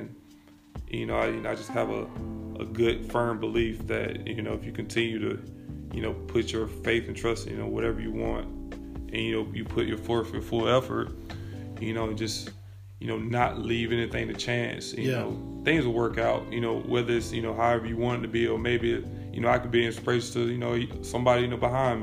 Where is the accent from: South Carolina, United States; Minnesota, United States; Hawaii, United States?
South Carolina, United States; Abbeville; also born or lived in Calhoun Falls, South Carolina / Wren, South Carolina; just being from a small town, Camel Falls, Abbeville, I still say I'm from Abbeville